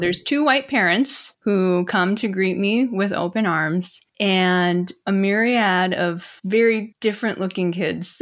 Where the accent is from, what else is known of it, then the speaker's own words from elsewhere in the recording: Milwaukee, Wisconsin, United States; also born or lived in Seoul, South Korea; from Milwaukee, Wisconsin, actually. I grew up in the Midwest.